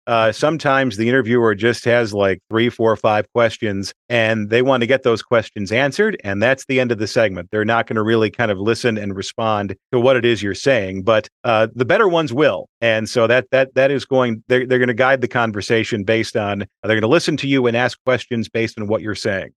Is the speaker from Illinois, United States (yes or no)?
yes; Chicago, Illinois, United States; moved away as an adult; also born or lived in Milwaukee; back to my hometown